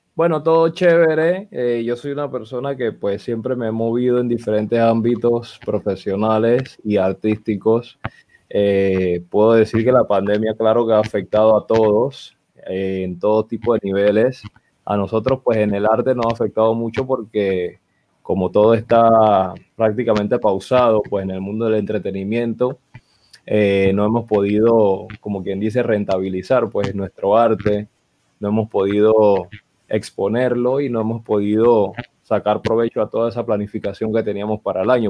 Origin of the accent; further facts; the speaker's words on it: Panama City, Panama; el barrio donde yo nací, Río Abajo